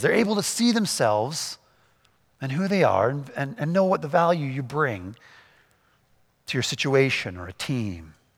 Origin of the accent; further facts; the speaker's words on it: Canada; we're Canadian